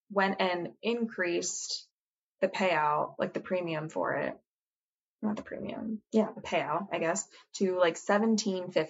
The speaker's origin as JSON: {"language": "English", "country": "Australia", "said": "I'm from Australia."}